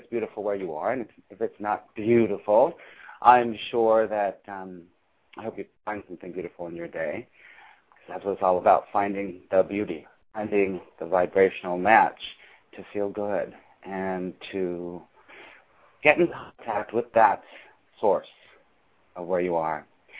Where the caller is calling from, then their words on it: New York City, New York, United States; I am calling from New York City, as I always do.